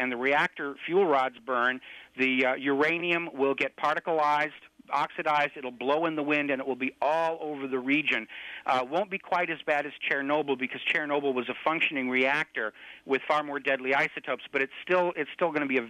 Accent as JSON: {"language": "English", "country": "United States", "said": "as an American"}